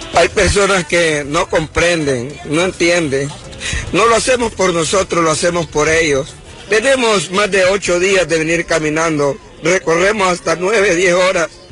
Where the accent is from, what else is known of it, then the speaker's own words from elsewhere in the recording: Honduras; Yo como hondureña